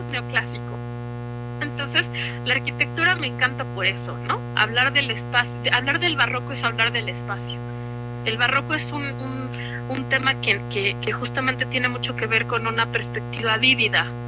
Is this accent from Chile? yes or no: no; Mexico; uno como mexicano